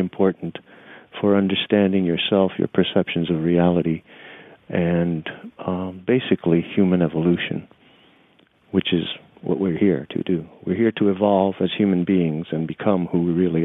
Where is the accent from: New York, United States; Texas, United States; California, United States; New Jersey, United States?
New York, United States; New York City; also born or lived in Nicaragua / New Orleans / Tampa; I'm a New York City kid. You know, I grew up in New York City. I was born in Nicaragua and spent 2 years there.